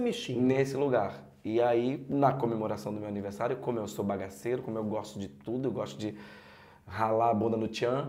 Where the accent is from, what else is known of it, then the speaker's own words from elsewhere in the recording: Pernambuco, Brazil; now in Rio de Janeiro, Brazil; eu sou pernambucano e vim para o Rio de Janeiro seguir minha carreira de ator